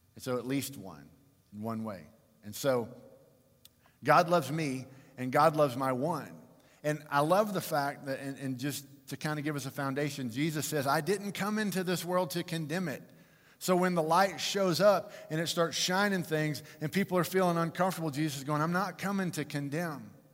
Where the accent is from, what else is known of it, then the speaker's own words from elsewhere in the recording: Fort Worth, Texas, United States; I was born and raised in Fort Worth